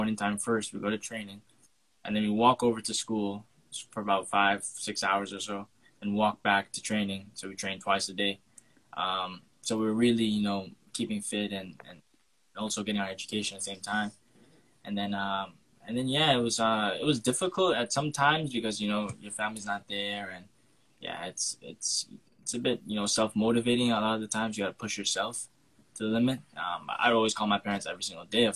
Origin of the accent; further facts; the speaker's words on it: Port St. Lucie, Florida, United States; I grew up here. Both my parents are from Trinidad and Tobago. So I grew up in America